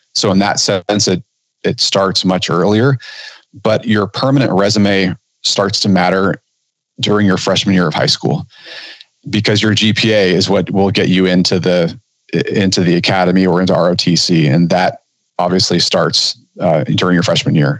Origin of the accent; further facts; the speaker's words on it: Southern California, United States; I grew up in Southern California